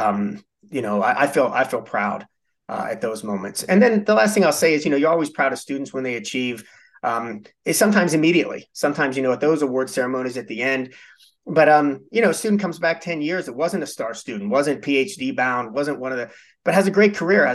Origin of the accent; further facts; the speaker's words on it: Pittsburgh, Pennsylvania, United States; moved away as an adult; also born or lived in Midwest; I was born and raised in Pittsburgh